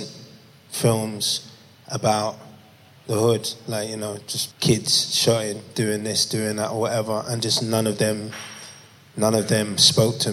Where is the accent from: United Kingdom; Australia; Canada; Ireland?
United Kingdom; London; I grew up in Peckham.